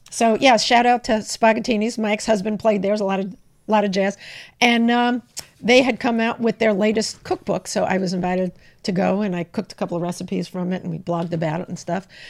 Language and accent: English; New York, United States; I'm from New York